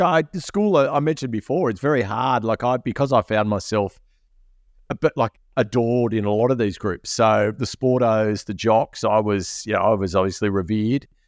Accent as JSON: {"language": "English", "town": "Sydney", "region": "New South Wales", "country": "Australia", "tie": "born or raised there", "said": "you and I growing up in the Badlands of Sydney's Northern Beaches."}